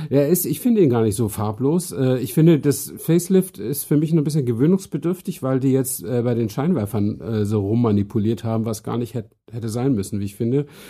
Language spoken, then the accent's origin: German; Northern Germany, Germany; accent: North German; Ich bin ja Norddeutscher, wie äh, auch die, die es nicht wissen, hören können